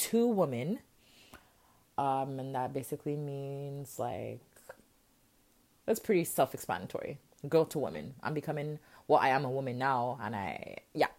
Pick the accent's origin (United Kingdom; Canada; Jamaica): Jamaica; I'm a Jamaican queen